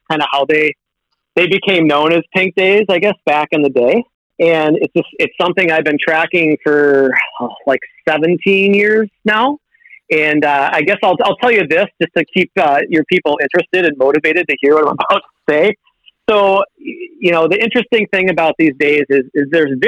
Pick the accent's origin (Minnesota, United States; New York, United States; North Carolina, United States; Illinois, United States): Minnesota, United States; Minneapolis; growing up in the Twin Cities area